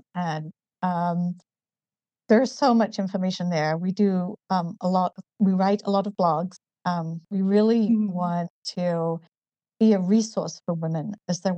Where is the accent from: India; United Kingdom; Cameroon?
United Kingdom; Newcastle upon Tyne, North East England; accent: northern; moved away as an adult; now in United States; I grew up in the northeast of England in a town called Newcastle. So I have a slightly more northern accent than a southern English accent